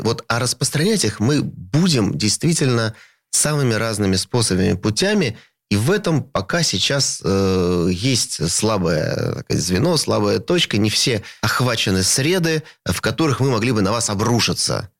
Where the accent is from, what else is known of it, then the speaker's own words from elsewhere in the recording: Saint Petersburg, Russia; moved away as an adult; это мой родной город